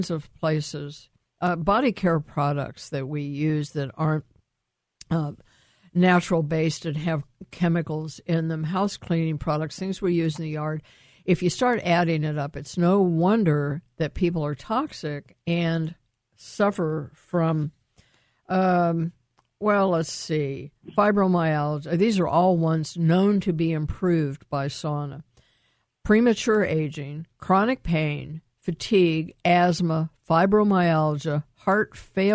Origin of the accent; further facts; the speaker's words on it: Columbus, Ohio, United States; my hometown